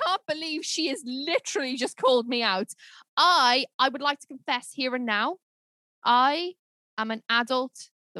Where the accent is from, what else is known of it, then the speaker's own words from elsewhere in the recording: United Kingdom; we're British